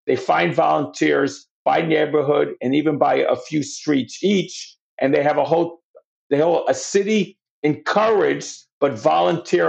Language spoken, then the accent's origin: English; New York City, New York, United States; I'm from New York